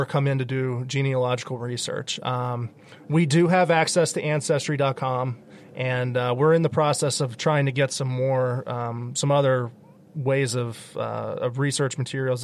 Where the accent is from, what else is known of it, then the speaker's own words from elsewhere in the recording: the Poconos, Pennsylvania, United States; moved away as an adult; also born or lived in Boston, Massachusetts / Pittsburgh area; now in Mon Valley, Pennsylvania, United States; I grew up in the Poconos